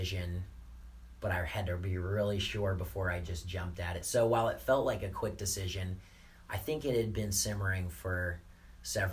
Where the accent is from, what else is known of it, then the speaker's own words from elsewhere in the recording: Indianapolis, Indiana, United States; I just moved a lot of my stuff to my parents' house because I'm from Indianapolis.